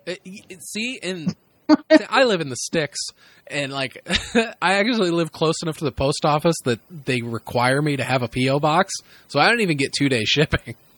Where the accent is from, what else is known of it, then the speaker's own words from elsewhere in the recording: Midwest, United States; a white dude growing up in the Midwest